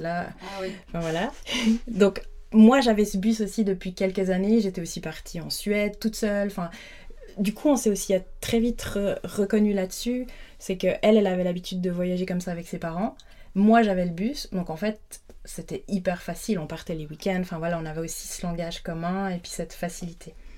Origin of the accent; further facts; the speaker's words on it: Lutry, Vaud, Switzerland; j'ai grandi à Lutry, donc j'habitais la semaine à Lutry